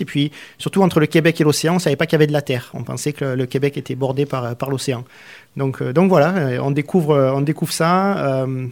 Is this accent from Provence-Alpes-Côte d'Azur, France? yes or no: yes; Arles, Provence-Alpes-Côte d'Azur, France; moved away as an adult; also born or lived in Nîmes, Gard / Marseille area; now in Canada; je suis né dans le Gard, à Nîmes, et j'ai grandi à Arles.